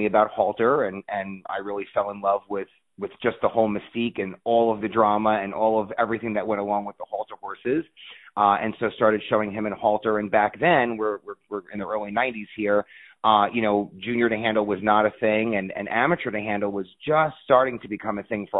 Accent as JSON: {"language": "English", "town": "New York City", "region": "New York", "country": "United States", "tie": "born or raised there", "also_born_or_lived": "Pennsylvania", "moved": "yes", "lives_now": "Ocala, United States", "said": "We grew up in the Bronx and had property in Pennsylvania."}